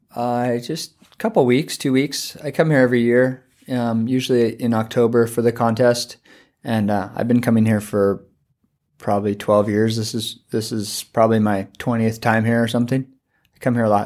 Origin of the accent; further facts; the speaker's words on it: Santa Barbara, California, United States; moved away as an adult; now in Hawaii, United States; I grew up in Santa Barbara